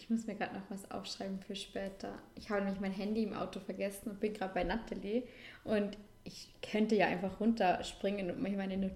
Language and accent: German; Vorarlberg, Austria; Vorarlberg, ähm, mein Heimatdorf, unsere Wohnung, Schauplatz Balkon.